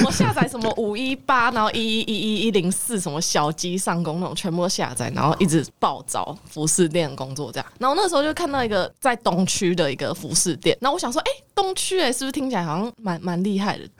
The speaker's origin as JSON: {"language": "Chinese", "region": "Taipei", "country": "Taiwan", "said": "我是台北人，"}